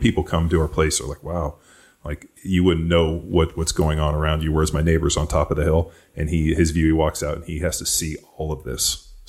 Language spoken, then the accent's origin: English; Torrance, California, United States; moved away as an adult; also born or lived in Tampa, Florida; now in Austin, United States; I grew up in Torrance, which is in the South Bay, Palos Verdes area.